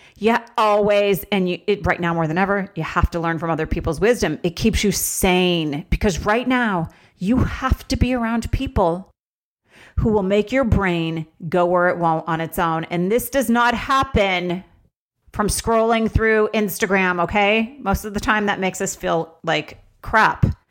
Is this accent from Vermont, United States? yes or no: yes; Vermont, United States; moved away; also born or lived in Los Angeles; I grew up in Vermont.